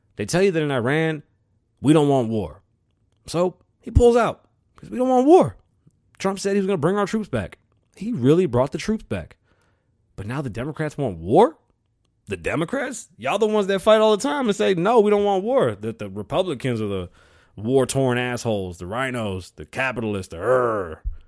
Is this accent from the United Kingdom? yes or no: no; Puerto Rico; being Puerto Rican, you know, I'm from the Caribbean